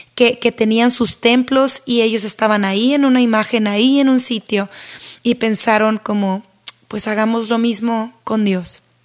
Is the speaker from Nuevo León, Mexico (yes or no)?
yes; Monterrey, Nuevo León, Mexico; Yo soy de Monterrey, México